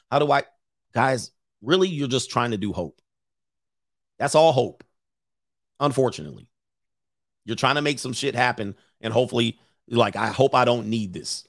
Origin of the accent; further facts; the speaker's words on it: United States; this is our country. This will forever be our country